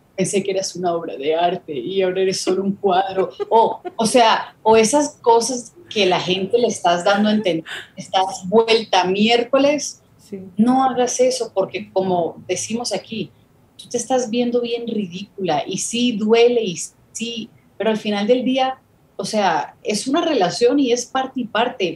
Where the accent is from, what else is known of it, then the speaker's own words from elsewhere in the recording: Miami, Florida, United States; Yo me crié en Miami